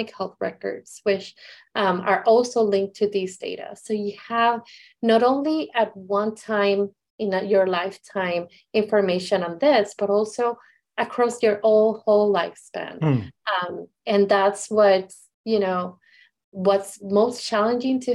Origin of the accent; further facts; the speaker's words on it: Puerto Rico; I am from Puerto Rico